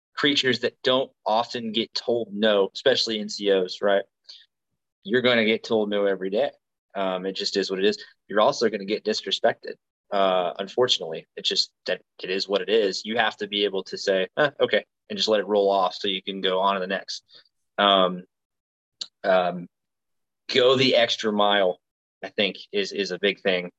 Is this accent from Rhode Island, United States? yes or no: no; Tuscaloosa, Alabama, United States; moved away; I'm from Alabama. I'm from uh, Tuscaloosa, which is central west western central Alabama